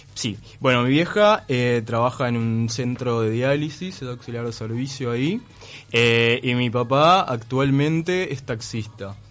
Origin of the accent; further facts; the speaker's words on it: Melo, Cerro Largo, Uruguay; moved away as an adult; now in Montevideo, Uruguay; Yo soy de Melo, es que es eso, ciudad del interior